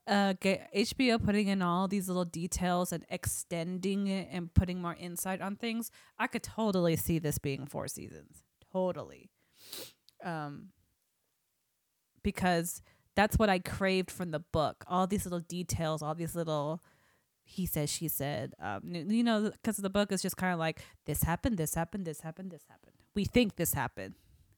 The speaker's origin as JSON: {"language": "English", "town": "Saginaw", "region": "Michigan", "country": "United States", "tie": "born or raised there", "said": "Yeah, Saginaw's my hometown."}